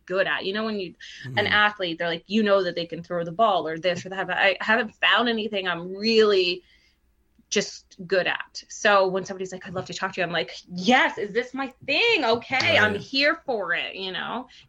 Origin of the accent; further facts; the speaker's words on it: Cambridge, Ontario, Canada; growing up in Cambridge, Ontario, where I grew up, was predominantly Portuguese